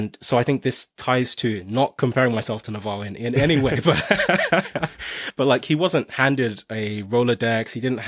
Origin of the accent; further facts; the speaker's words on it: Nigeria; now in United Kingdom; I came to the UK from Nigeria